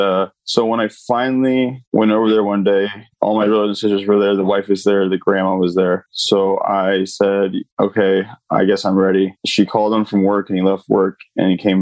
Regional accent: Laguna Hills, California, United States; I grew up in Laguna Hills, California.

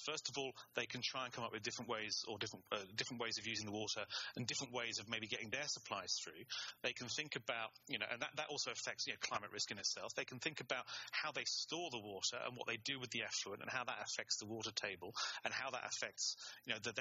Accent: England, United Kingdom; I'm English and I studied German.

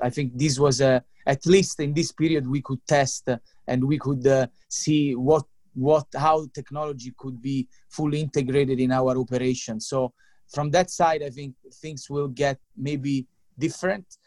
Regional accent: Italy; moved away as an adult; also born or lived in London; I'm from Italy.

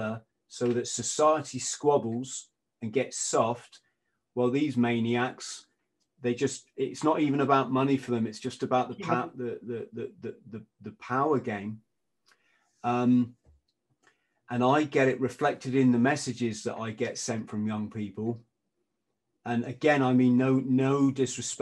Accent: England, United Kingdom; I'm an Englishman

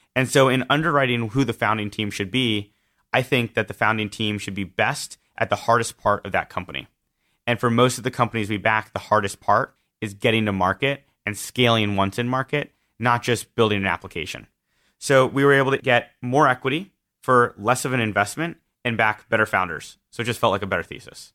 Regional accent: Southern California, United States; I grew up in Southern California

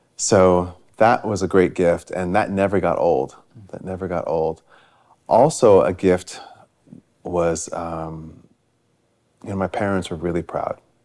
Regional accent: Stamford, Connecticut, United States; moved away as an adult; also born or lived in New York City; where I grew up in Stamford, Connecticut

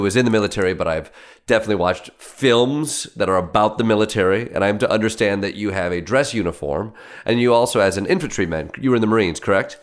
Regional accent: Michigan, United States; I'm from Michigan

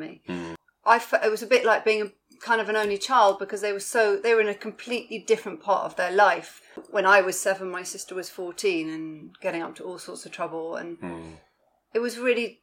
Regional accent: London, United Kingdom; I grew up in Roehampton in southwest London.

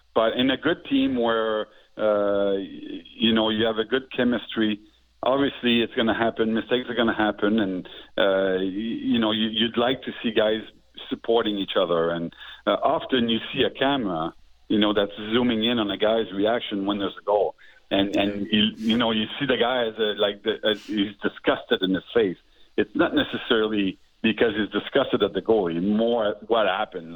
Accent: Montreal, Quebec, Canada; the guys I grew up with here in Montreal

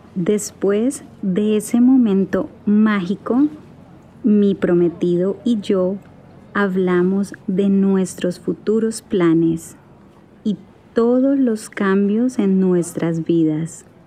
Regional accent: Colombia; also born or lived in Toronto; soy de Colombia, pero ahora estoy en Toronto

